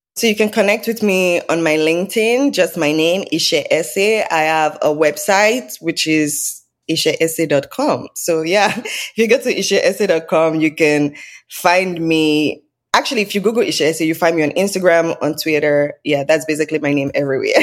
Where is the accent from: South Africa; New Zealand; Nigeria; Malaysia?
Nigeria; now in Canada; So, I'm Nigerian. I was born and raised in Nigeria.